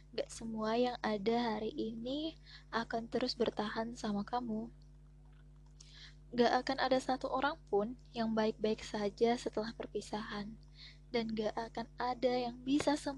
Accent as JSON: {"language": "Indonesian", "town": "Pontianak", "region": "West Kalimantan", "country": "Indonesia", "tie": "born or raised there", "said": "karena aku orang Pontianak enggak juga asli sih ya, tapi udah dari kecil di Pontianak"}